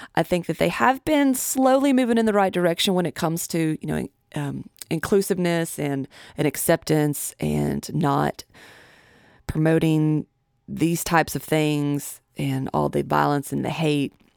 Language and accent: English; Tennessee, United States; my home state of Tennessee